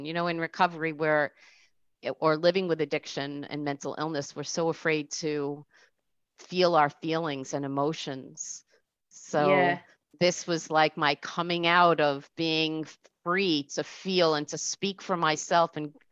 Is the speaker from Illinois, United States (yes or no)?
no; Rockland County, New York, United States; also born or lived in Orange County, New York / New Jersey; I'm from New York, Orange County, New York, Rockland County, New York, woohoo. and I came back to Rockland where I was from.